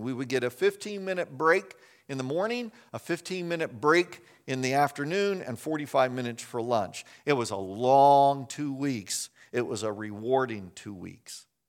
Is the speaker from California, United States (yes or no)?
no; Chicago, Illinois, United States; moved away; also born or lived in Winona Lake, Indiana; I'm from Chicago